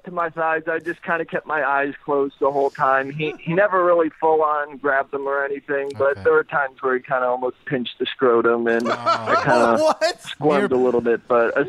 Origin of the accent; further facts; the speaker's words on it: United States; I'm from America